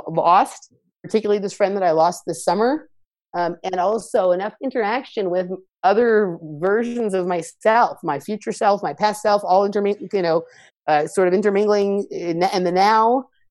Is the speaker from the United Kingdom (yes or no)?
no; Los Angeles, California, United States; I grew up in Los Angeles. I still live here now.